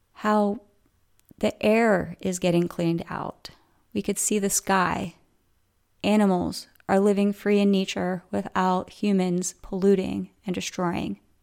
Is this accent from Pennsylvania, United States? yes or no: yes; Coatesville, Pennsylvania, United States; moved away; where I grew up in Coatesville